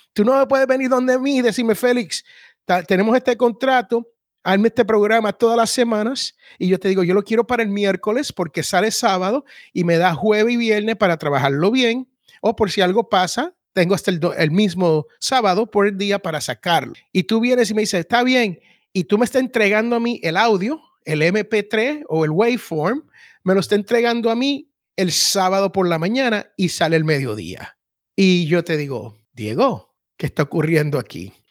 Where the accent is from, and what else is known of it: Puerto Rico